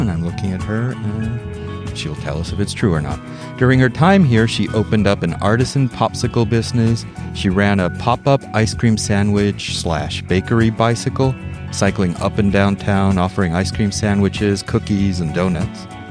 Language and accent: English; Mexico City, Mexico; also born or lived in New York City / Donostia-San Sebastián; now in San Sebastián, Spain; My parents moved me when I was two and a half, also from New York City to Mexico City. And I grew up in Mexico City too, learning English and in Spanish at the same time.